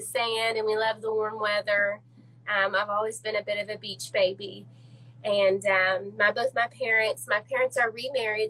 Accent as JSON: {"language": "English", "town": "Little Rock", "region": "Arkansas", "country": "United States", "tie": "born or raised there", "said": "I'm a Little Rock native"}